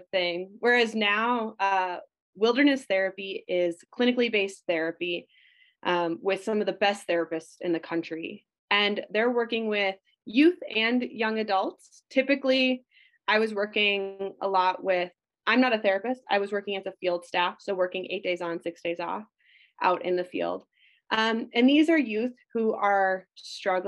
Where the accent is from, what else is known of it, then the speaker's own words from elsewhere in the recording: Minnesota, United States; I grew up in Minnesota